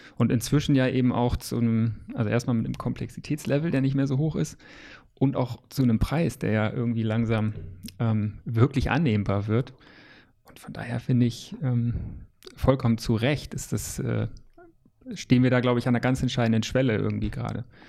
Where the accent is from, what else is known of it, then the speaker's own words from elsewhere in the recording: Lower Saxony, Germany; now in Hamburg, Germany; Ich bin ja auch Niedersachse eigentlich gebürtig